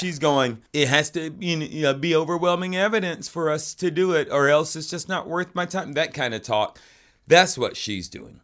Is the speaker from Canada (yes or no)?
no; Fayetteville, Georgia, United States; also born or lived in Atlanta, Georgia; now in Los Angeles, United States; I'm from Fayetteville, Georgia, outside of Atlanta